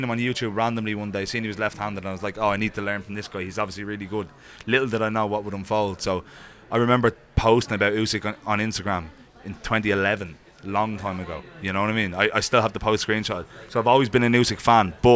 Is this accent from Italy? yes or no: no; Ireland; as an Irishman